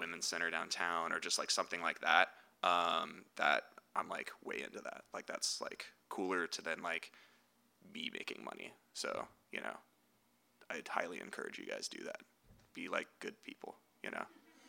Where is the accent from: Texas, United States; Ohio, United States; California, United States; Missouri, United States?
California, United States; the Bay Area; moved away; also born or lived in San Francisco; I grew up in the Bay and I lived in SF for like 10 years